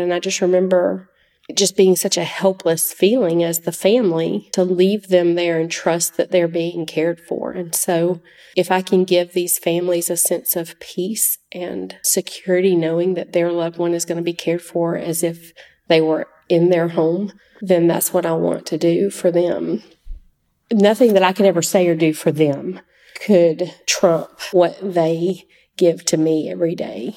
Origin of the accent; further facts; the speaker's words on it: Oconee County, Georgia, United States; I grew up in Oconee County